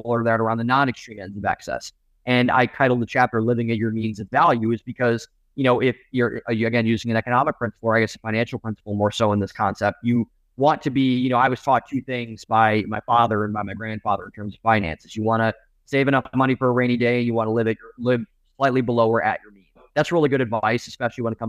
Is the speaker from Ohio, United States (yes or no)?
yes; Cleveland, Ohio, United States; I'm from Cleveland.